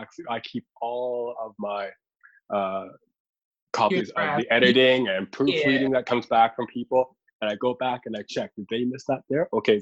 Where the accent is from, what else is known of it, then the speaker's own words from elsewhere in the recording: Halifax, Nova Scotia, Canada; me really trying to find my place as a Black person growing up in Halifax on Canada's East Coast